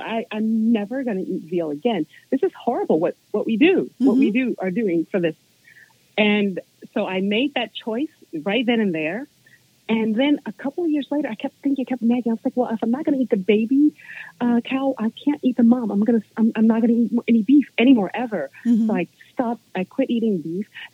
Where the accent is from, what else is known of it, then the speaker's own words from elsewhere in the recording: Virginia, United States; I grew up in Virginia around nature